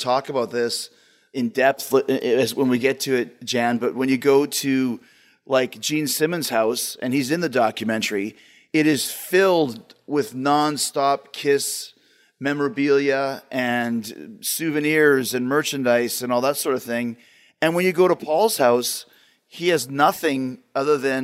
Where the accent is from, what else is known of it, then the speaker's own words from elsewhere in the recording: Winnipeg, Manitoba, Canada; moved away as an adult; also born or lived in Calgary; I moved from Winnipeg to Calgary in 1990